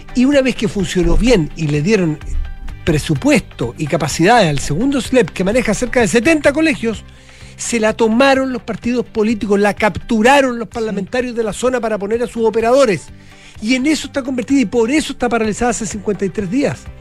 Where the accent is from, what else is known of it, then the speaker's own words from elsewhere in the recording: Chile; de mm. Chile